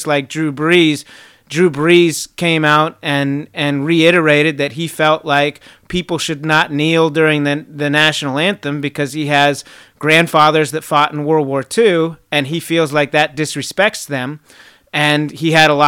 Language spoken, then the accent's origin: English; Fort Bragg, North Carolina, United States; I was born in Fort Bragg